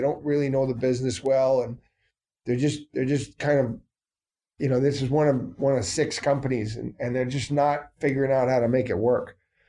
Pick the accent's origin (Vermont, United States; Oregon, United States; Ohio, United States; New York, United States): Vermont, United States; I was a Patriot fan my entire life growing up in the Northeast Kingdom.